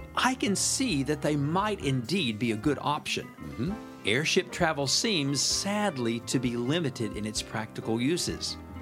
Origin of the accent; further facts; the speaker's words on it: United States; now in Japan; As an American expatriate living here in Japan